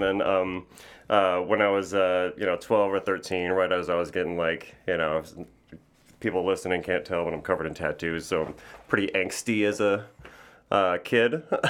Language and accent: English; New Berlin, Wisconsin, United States; New Berlin, Wisconsin. It was like a suburb of Milwaukee.